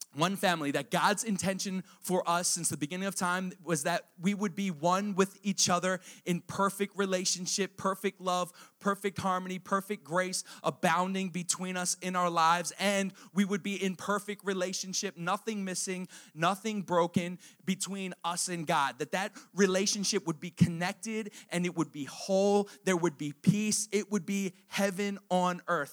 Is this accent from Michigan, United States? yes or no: no; Harford County, Maryland, United States; also born or lived in Perry Hall, Baltimore County, Maryland; I'm from Maryland. I'm from Maryland. I'm from right here, around the, the uh, Harford County originally. I lived in Baltimore County, Perry Hall